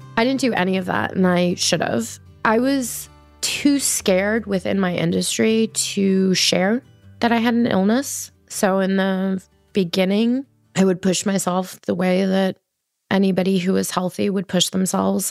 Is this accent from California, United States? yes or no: no; New York City, New York, United States; I'm from Queens and I'm Colombian